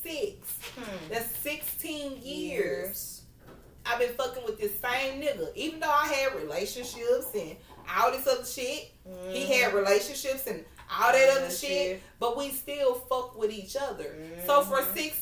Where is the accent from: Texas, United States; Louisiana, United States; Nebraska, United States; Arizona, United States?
Texas, United States; Houston; I am straight from South Park. I am from the hood